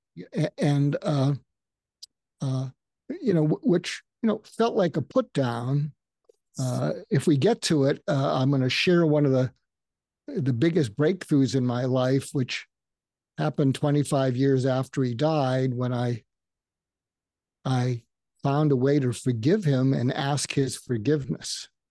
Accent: outside of Boston, Massachusetts, United States; I grew up outside of Boston

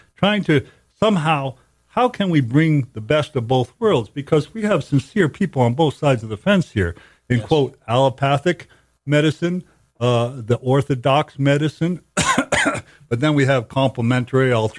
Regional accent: Cape Cod, Massachusetts, United States; I grew up in Cape Cod

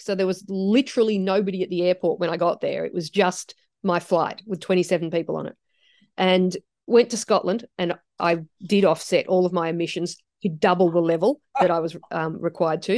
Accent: Australia; I've grown up in Australia. This is my home country

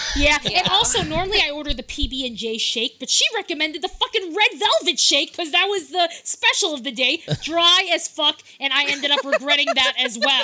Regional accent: New York, United States; I'm from New York

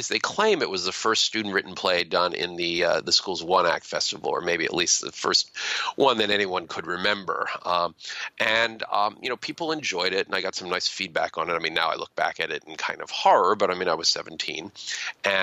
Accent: near Philadelphia, Pennsylvania, United States; I grew up near Philadelphia

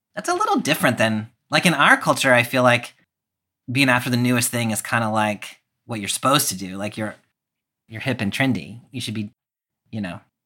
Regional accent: the South, United States; growing up in the South

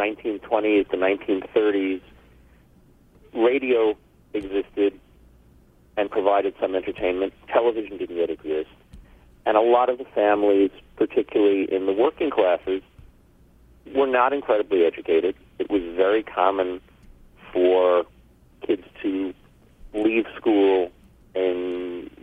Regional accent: New York City, New York, United States; I was a Brooklyn kid, born in 1956

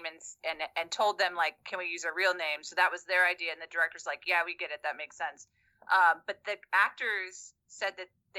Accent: Lost Pines of Texas, United States; moved away; also born or lived in South Korea; I'm from Texas, from the Lost Pines of Texas. We lived in the woods where darkness was dark

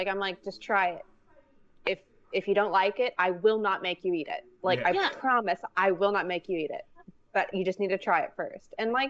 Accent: Louisiana, United States; now in San Antonio, United States; I didn't try guacamole until I moved to Texas because they had it. Like, so I'm from Louisiana.

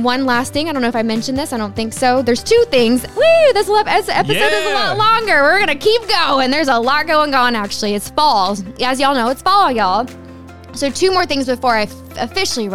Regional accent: Rowlett, Texas, United States; This is my community. This is my hometown.

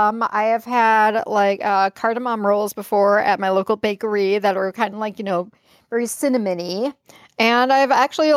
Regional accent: Chicago, Illinois, United States; accent: Chicago; my Chicago accent

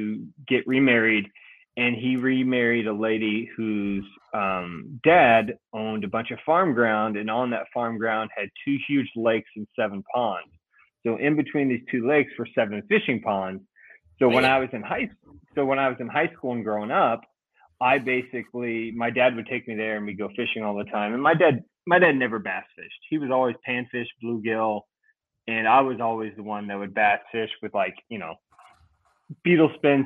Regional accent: Central Illinois, United States; I'm from Central Illinois

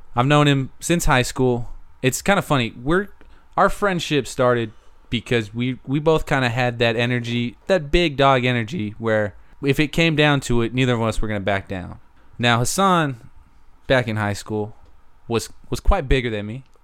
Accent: Arizona, United States; now in Texas, United States; Arizona, back in my hometown

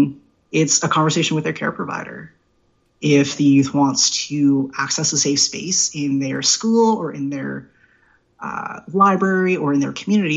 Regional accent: Prince George, British Columbia, Canada; I was born and raised in Prince George

